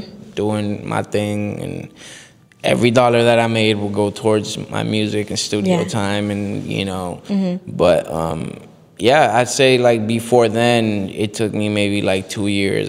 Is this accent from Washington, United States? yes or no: no; Miami, Florida, United States; also born or lived in Bogota, Colombia; I was born in Bogota, Colombia. I lived in Colombia, I'd say, till I was like six, seven years old. And then I moved to Miami, Florida